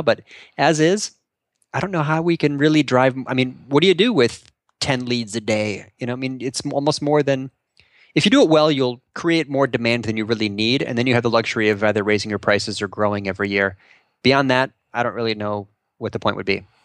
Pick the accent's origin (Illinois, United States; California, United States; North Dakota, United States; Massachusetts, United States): Illinois, United States; North Shore; I grew up on the North Shore.